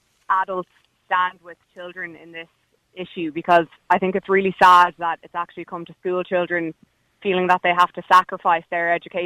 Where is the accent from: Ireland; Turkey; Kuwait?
Ireland; Galway, Connacht; I'm from Galway.